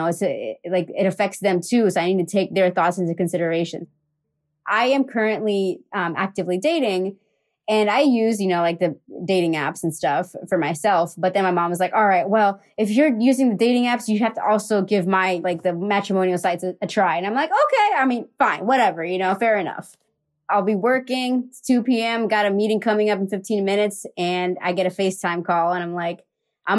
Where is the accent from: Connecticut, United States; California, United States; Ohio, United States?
Ohio, United States; Columbus; I was born in Columbus, Ohio